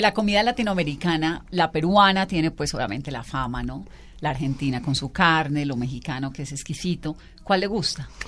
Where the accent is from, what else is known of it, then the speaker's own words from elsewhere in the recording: Valle del Cauca, Colombia; yo soy vallecaucana, entonces por supuesto pues como chontaduro